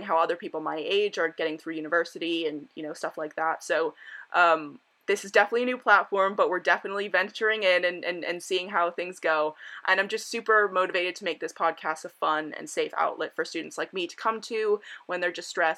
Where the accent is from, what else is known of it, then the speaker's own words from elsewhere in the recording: Miami Beach, Florida, United States; now in United Kingdom; I'm 19 years old and I'm originally from Miami Beach, Florida. So I'm an American student who goes to university in the UK